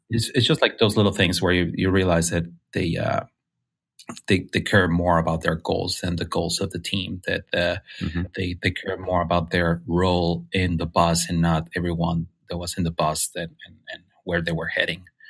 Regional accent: Mexicali, Baja California, Mexico; English is a second language; moved away as an adult; now in San Francisco, United States; I was born in Mexico, and uh, in the north part of Mexico in Baja California, in a, a little town called um, Mexicali

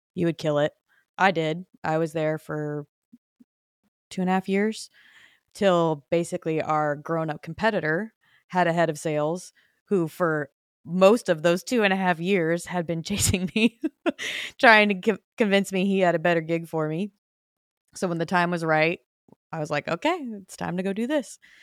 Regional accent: Phoenix, Arizona, United States; moved away as an adult; also born or lived in Nashville; born and raised in Phoenix

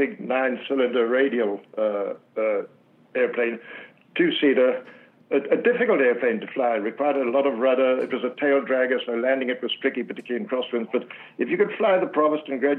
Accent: Zimbabwe; I was a young boy growing up in Southern Africa

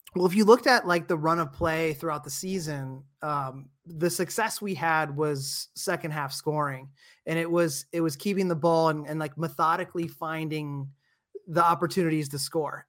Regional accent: Dayton, Ohio, United States; I'm an Ohio South guy, I was born in Dayton, grew up there and played soccer there

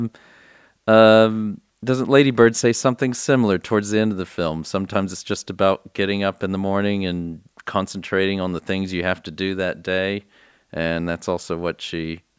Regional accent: Texas, United States; I'm born and raised in Texas

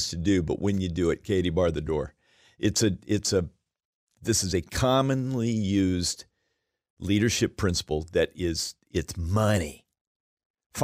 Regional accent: Alaska, United States; now in Chicago, United States; I was raised in Alaska

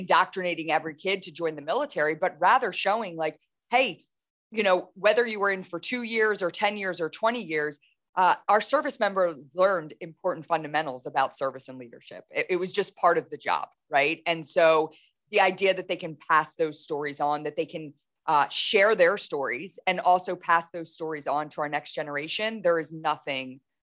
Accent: Camp Lejeune, North Carolina, United States; born there; I grew up in a military household. I was born in Camp Lejeune, North Carolina, you know, moved all across the country.

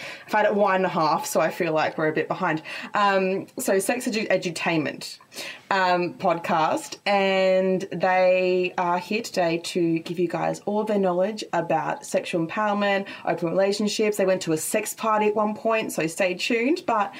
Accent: Queensland, Australia; accent: bogan from up north; I'm from Queensland

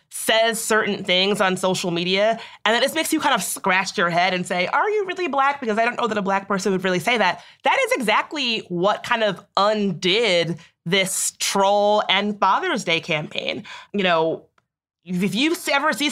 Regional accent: Chicago, Illinois, United States; I'm from Chicago.

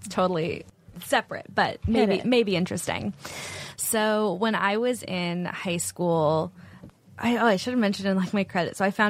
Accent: Silicon Valley, California, United States; I grew up in Silicon Valley.

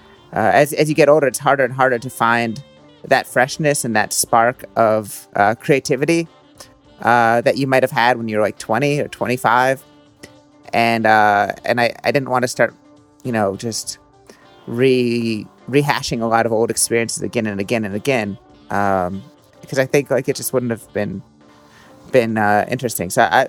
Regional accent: Philadelphia, Pennsylvania, United States; also born or lived in Brooklyn; now in New Jersey, United States; I grew up in like outside Philadelphia

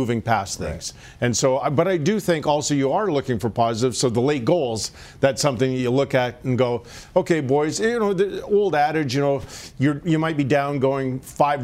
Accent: Edmonton, Alberta, Canada; I grew up in Edmonton

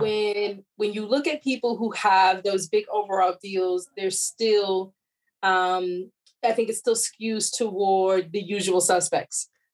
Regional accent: outside Chicago, Illinois, United States; I grew up uh, in Chicago area, so I'm a Midwest girl. Grew up outside Chicago.

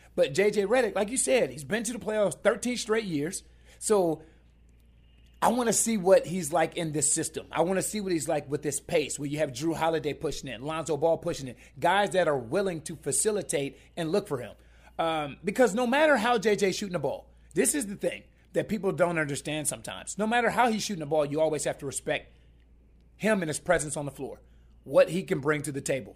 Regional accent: Columbus, Ohio, United States; I'm, I'm from Columbus, Ohio.

